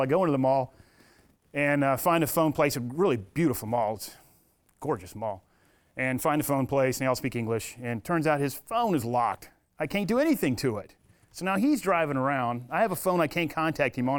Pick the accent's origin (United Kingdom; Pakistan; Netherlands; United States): United States; I'm a retired military from America